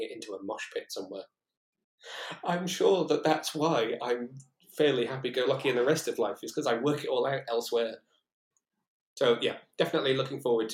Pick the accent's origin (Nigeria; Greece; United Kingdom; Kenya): United Kingdom; Shrewsbury, West Midlands; moved away as an adult; also born or lived in Newport, Wales / Cardiff, Wales; I come from Shrewsbury originally, which is quite a small town. Where my mum and dad lived